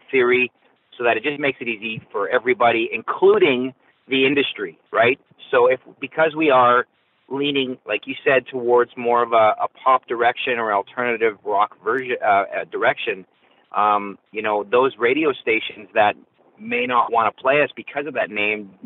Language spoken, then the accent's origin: English; Canada; I'm from Canada. All four of us are from Canada. So I love my home country